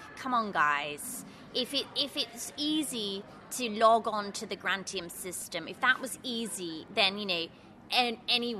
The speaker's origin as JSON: {"language": "English", "region": "England", "country": "United Kingdom", "said": "No, I say, okay, I'm English, don't worry about it. Yeah, I speak a bit of French, you know, from school."}